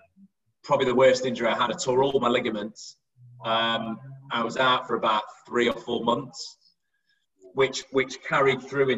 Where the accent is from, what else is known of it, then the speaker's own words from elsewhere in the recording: Derby, East Midlands, United Kingdom; I was very wedded to Derby. You know, I'm from Derby.